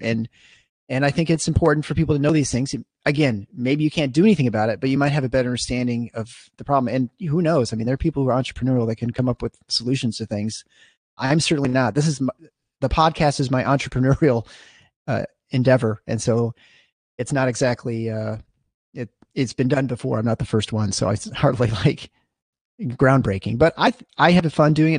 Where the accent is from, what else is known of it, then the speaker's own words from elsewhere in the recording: East Lansing, Michigan, United States; I grew up in East Lansing, basically. I mean, just outside of East Lansing, uh, in Meridian Township